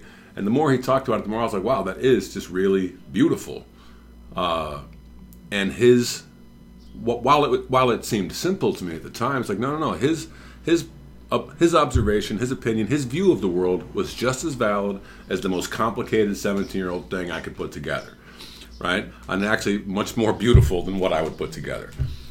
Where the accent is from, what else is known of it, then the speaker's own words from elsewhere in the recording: Oak Park, Illinois, United States; I went to Oak Park River Forest High School in Oak Park.